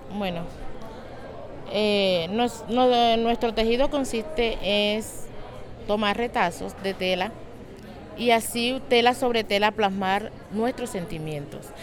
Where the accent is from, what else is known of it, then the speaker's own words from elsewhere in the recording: María la Baja, Bolívar, Colombia; vengo de María la Baja Bolívar